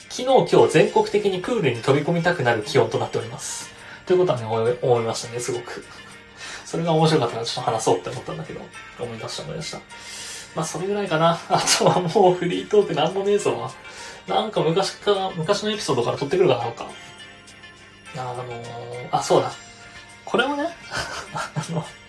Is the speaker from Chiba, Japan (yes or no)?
yes; Chiba, Japan; 千葉の俺の実家